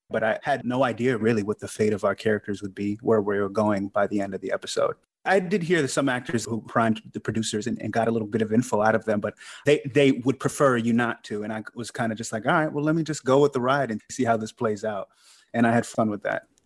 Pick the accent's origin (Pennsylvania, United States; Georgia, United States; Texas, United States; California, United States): Georgia, United States; Sandy Springs; moved away as an adult; also born or lived in New York; I grew up in Sandy Springs, Fulton County